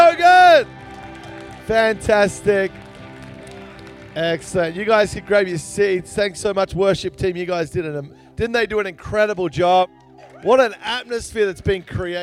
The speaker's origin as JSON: {"language": "English", "country": "Australia", "tie": "born or raised there", "said": "I grew up in Australia. You probably realize I sound a little different"}